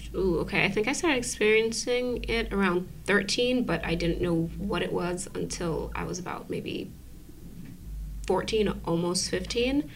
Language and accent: English; New York City, New York, United States; I was born and raised in Brooklyn.